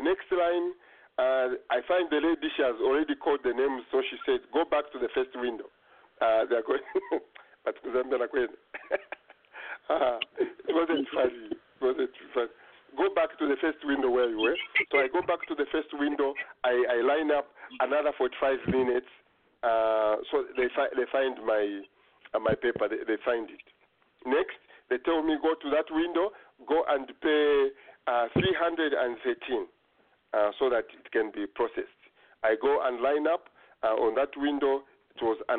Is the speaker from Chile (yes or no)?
no; Kasemba, Zambia; now in Okotoks, Canada; I come from Kasemba.